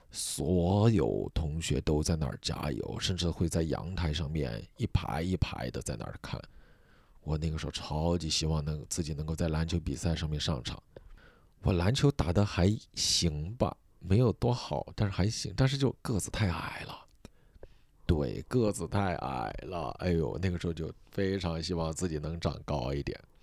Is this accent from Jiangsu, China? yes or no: no; Sichuan, China; accent: Sichuan; moved away; 我们四川老家从小就过农历